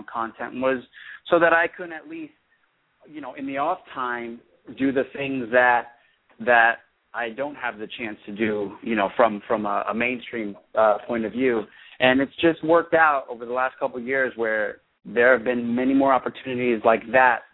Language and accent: English; East Coast, United States; moved away as an adult; also born or lived in New York; now in Los Angeles, United States; I'm from the East Coast originally